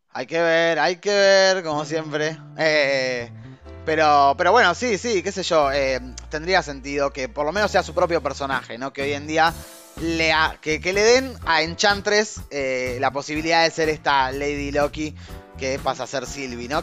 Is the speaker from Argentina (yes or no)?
yes; Argentina; De Argentina somos nosotros. Sí, el, acento nuestro puede confundir, porque podríamos ser uruguayos. Eh, pero no, somos argentinos